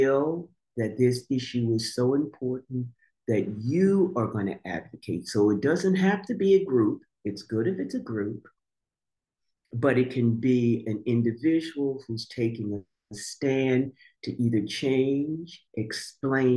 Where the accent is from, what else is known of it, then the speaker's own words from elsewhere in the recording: Montclair, New Jersey, United States; growing up in Montclair.